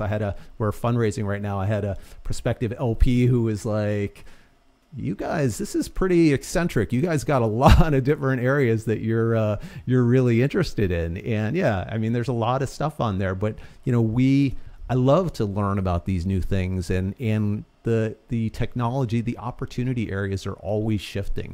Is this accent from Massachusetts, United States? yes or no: yes; Boston, Massachusetts, United States; also born or lived in New York; I, uh, originally grew up in Boston. I was born in New York, moved up to the suburbs of, uh, of Boston from, like, sixth grade on